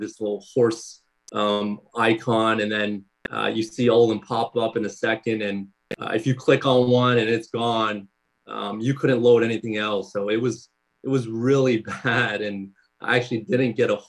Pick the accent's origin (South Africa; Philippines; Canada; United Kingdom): Canada; I'm from Canada